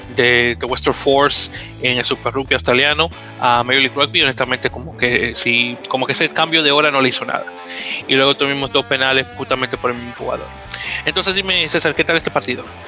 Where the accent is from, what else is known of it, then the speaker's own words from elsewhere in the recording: Dominican Republic; como buen dominicano que soy